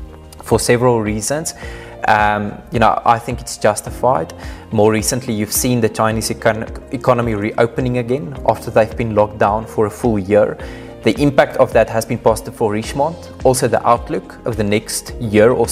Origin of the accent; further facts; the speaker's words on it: South Africa; as South African investors